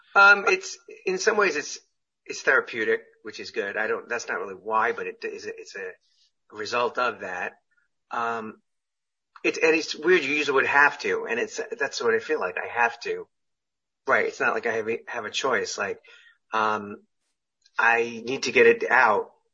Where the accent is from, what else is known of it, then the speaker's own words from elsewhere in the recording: Syosset, New York, United States; moved away as an adult; now in California, United States; where I grew up in Long Island